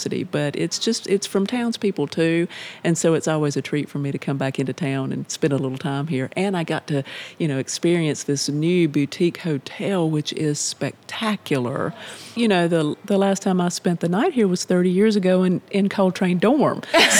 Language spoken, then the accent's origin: English; Asheboro, North Carolina, United States; also born or lived in Greensboro, North Carolina; I'm from Randolph County, grew up in Ashboro.